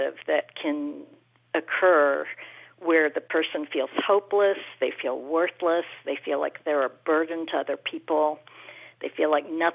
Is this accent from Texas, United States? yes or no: yes; Houston, Texas, United States; I grew up in Houston, Texas